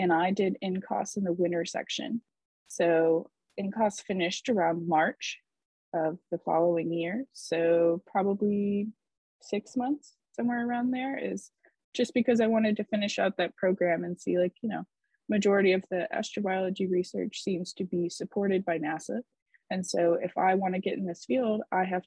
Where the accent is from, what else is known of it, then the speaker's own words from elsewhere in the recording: Gainesville, Florida, United States; I was born and raised in Gainesville, Florida, which is home to the University of Florida